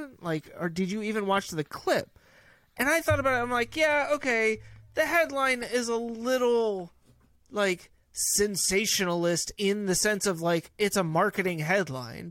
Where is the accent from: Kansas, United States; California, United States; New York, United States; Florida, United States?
California, United States; I grew up in California